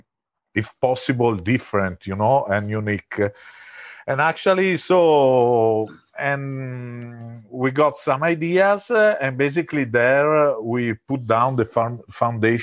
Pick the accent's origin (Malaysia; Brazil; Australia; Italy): Italy; moved away; we are originally from Italy.